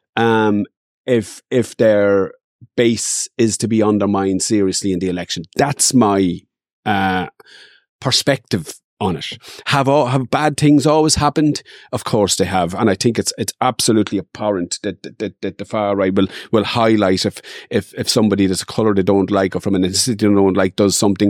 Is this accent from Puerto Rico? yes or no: no; Dundalk, Leinster, Ireland; I grew up in Dundalk and there was always fights.